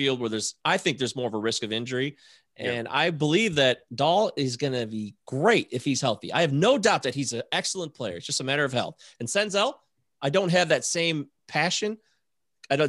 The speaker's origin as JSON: {"language": "English", "town": "Detroit", "region": "Michigan", "country": "United States", "said": "I'm from Detroit."}